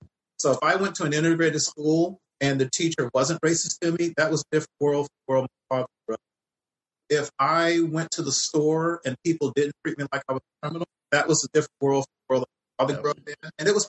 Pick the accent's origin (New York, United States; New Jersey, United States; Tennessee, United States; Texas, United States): Texas, United States; Fort Worth; He moved to Fort Worth, Texas, which is my hometown.